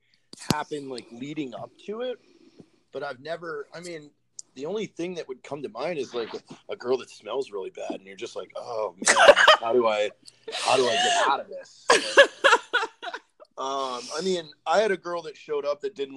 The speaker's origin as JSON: {"language": "English", "town": "Novato", "region": "California", "country": "United States", "said": "I'm from Novato."}